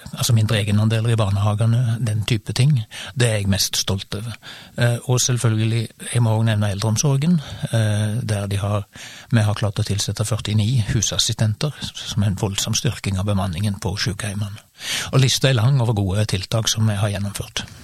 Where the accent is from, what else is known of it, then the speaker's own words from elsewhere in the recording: Sauda, Rogaland, Norway; now in Stavanger, Norway; jeg er født i Sauda og oppvokst